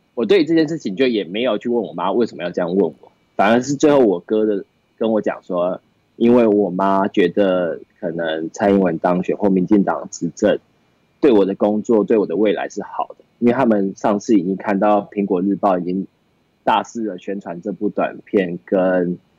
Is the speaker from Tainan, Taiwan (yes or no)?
no; Miaoli County, Taiwan; now in Taipei, Taiwan; 因为我出生在苗栗嘛